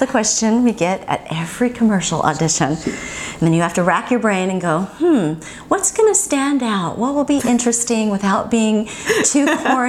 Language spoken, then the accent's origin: English; Hawaii, United States; I'm from Hawaii. You know, sometimes I'll say that. I'll say I'm from Hawaii. I play the ukulele.